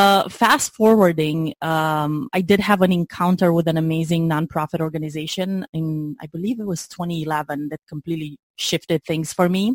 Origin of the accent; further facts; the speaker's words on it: Romania; moved away as an adult; now in United States; I'm originally from Romania, as I mentioned. I moved in the U.S. in 2005, right after graduating college.